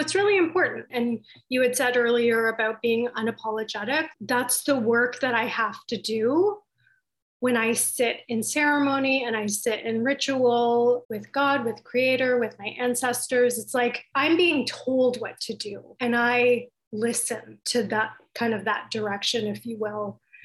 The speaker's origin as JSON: {"language": "English", "area": "Baffin Island", "region": "Nunavut", "country": "Canada", "tie": "born or raised there", "moved": "yes", "lives_now": "Toronto, Canada", "said": "I grew up on Baffin Island"}